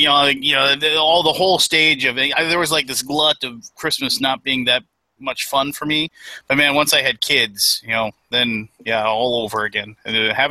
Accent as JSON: {"language": "English", "region": "Minnesota", "country": "United States", "said": "I'm from Minnesota"}